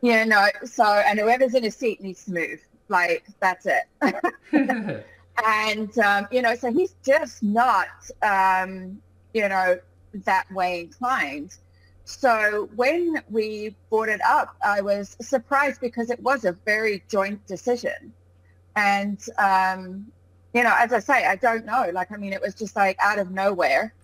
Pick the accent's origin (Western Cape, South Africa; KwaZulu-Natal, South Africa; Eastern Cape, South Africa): Western Cape, South Africa; Cape Town; moved away as an adult; also born or lived in England; now in Scotland, United Kingdom; when I was about six or seven, I moved over to Cape Town, South Africa. Um, and that's where I pretty much had all of my childhood and my education